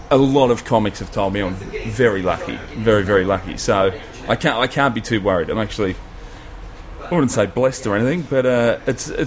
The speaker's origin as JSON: {"language": "English", "town": "Melbourne", "region": "Victoria", "country": "Australia", "tie": "born or raised there", "said": "I'm from Melbourne, so I've done the last five, five or six, yeah, six last six Melbourne comedy festivals. That's my hometown"}